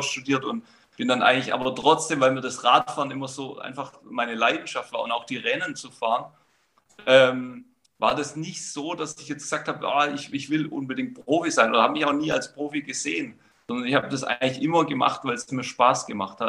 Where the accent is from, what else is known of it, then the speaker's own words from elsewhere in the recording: Baden-Württemberg, Germany; ich bin in, in Baden-Württemberg aufgewachsen